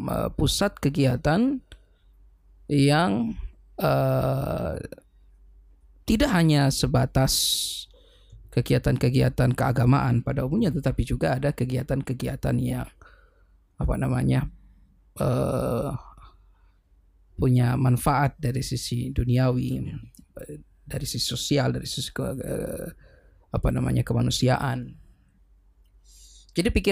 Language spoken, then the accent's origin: Indonesian; Gorontalo, Indonesia; tetapi saya pikir Gorontalo adalah tanah tumpah darah saya dan saya memiliki tanggung jawab secara um, apa namanya moral untuk turut be